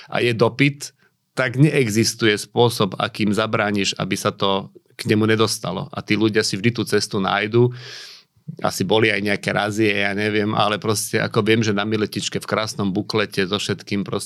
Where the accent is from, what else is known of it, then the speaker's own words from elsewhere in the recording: Michalovce, Košice Region, Slovakia; ja som rodák z Michalovec